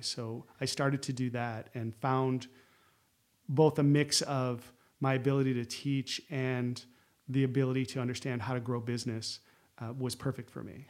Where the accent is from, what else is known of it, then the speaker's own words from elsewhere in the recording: Syracuse, New York, United States; moved away as an adult; also born or lived in Chicago; I grew up in Syracuse